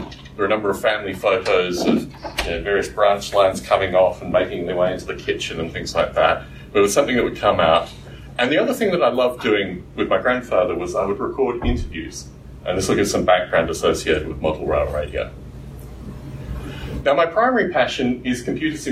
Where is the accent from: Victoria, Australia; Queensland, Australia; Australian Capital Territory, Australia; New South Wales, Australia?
Australian Capital Territory, Australia; Canberra; moved away; also born or lived in Adelaide, South Australia; I was born in Adelaide in South Australia, and I was raised in Canberra